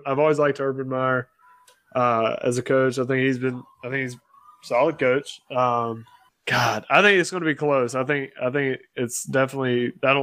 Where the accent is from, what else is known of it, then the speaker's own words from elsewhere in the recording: the Carolinas, United States; I'm from Carolina